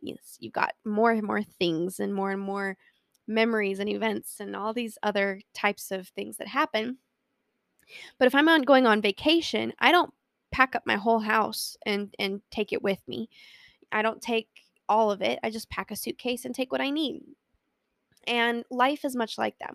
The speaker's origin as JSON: {"language": "English", "region": "Colorado", "country": "United States", "tie": "born or raised there"}